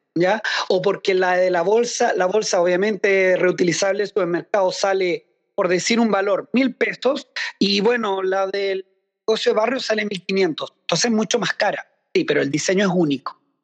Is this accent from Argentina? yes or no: no; Chile; para mí como chileno